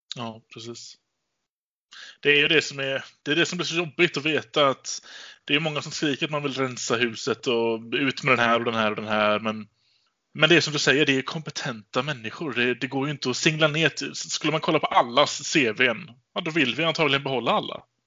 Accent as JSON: {"language": "Swedish", "town": "Gothenburg", "region": "Västra Götaland", "country": "Sweden", "said": "jag är göteborgare"}